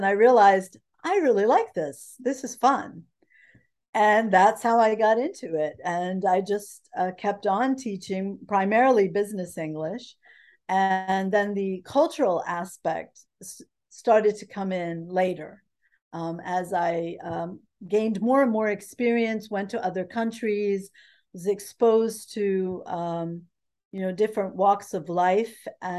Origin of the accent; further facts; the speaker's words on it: New Jersey, United States; moved away as an adult; now in Mainz, Germany; As you said, I was born in the United States. I grew up in New Jersey.